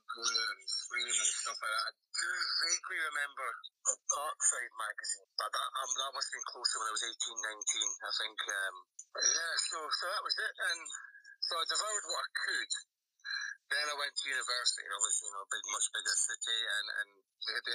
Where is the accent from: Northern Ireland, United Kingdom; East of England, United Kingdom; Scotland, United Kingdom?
Scotland, United Kingdom; St Andrews; I was sort of born and raised in St. Andrews, the home of golf